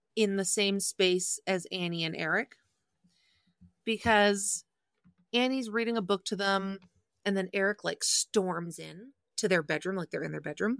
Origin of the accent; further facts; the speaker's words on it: Manitoba, Canada; I grew up in Manitoba